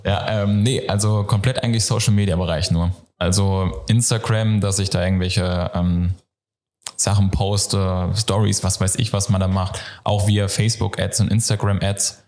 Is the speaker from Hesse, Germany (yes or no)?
yes; North Hesse, Germany; moved away as an adult; also born or lived in Giessen, Germany; ich komme ursprünglich aus Nordhessen, bin dann nach Mittelhessen gezogen, nach Gießen